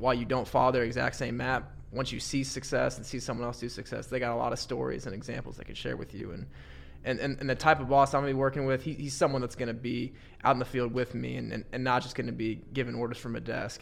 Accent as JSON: {"language": "English", "town": "Warsaw", "region": "Indiana", "country": "United States", "tie": "born or raised there", "said": "it was up in Warsaw, India, in my hometown."}